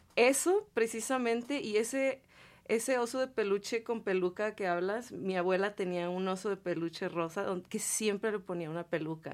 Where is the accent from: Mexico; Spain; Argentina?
Mexico; Ciudad Juárez, Chihuahua; moved away; also born or lived in Salt Lake City; soy de Ciudad Juárez, Chihuahua, del norte.